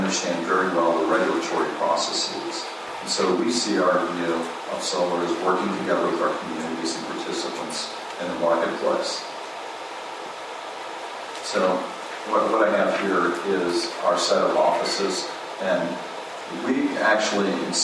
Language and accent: English; Georgia, United States; My home state of Georgia